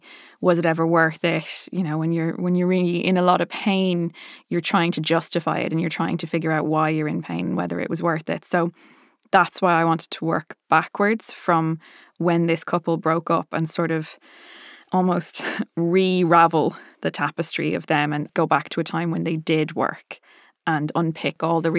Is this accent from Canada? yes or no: no; Ireland; accent: Dublin; now in London, United Kingdom; I watch videos of Saoirse Ronan just speaking in her lovely Dublin accent so that I can kind of get mine back.